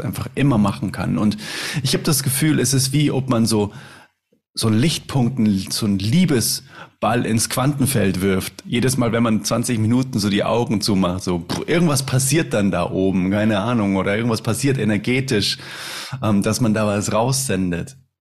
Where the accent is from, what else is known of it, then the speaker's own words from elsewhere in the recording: Munich, Bavaria, Germany; Ich komme aus München